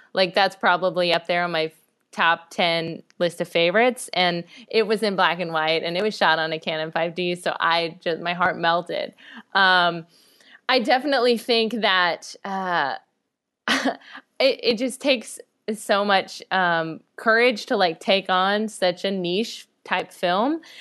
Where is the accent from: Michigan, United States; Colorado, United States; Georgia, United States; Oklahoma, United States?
Oklahoma, United States; moved away as an adult; also born or lived in Washington; now in Los Angeles, United States; I was born in Washington, but I grew up my whole life in Oklahoma